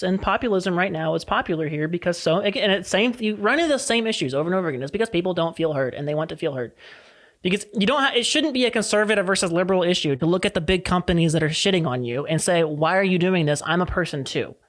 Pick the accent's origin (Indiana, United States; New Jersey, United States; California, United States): California, United States; here in California as a Californian